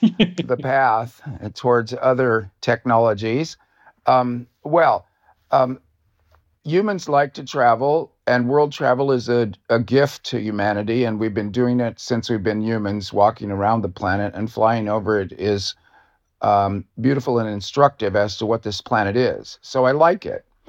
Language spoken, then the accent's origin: English; Davis, California, United States; I'm from Davis, California